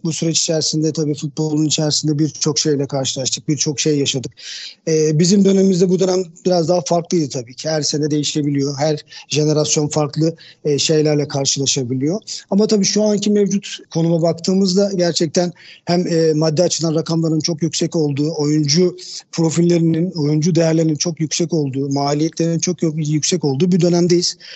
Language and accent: Turkish; Istanbul, Turkey; 1976 İstanbul doğumluyum.